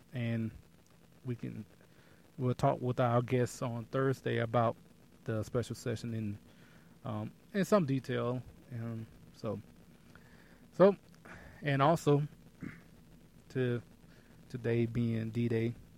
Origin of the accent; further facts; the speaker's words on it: Texas, United States; I'm from Texas